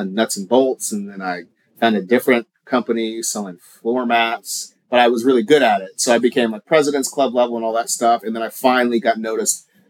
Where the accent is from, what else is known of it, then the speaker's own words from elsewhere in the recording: Oklahoma, United States; moved away as an adult; also born or lived in Kansas City; I was born in Kansas City, was raised in Oklahoma, went back to Kansas City for school, and basically spent 10 years of my adult life after college in Kansas City